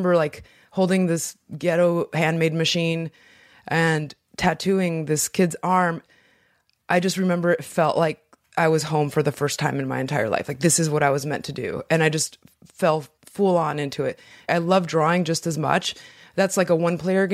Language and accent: English; Inland Empire, California, United States; also born or lived in Mexico; I was born in Mexico and then my family came to America in 1986 or 88, I can't remember. And we moved to the Inland Empire, which is about 2 hours from